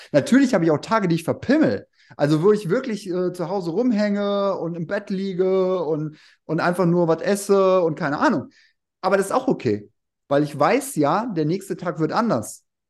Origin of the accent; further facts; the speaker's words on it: Remscheid, North Rhine-Westphalia, Germany; now in Wuppertal, Germany; Realschule in Remscheid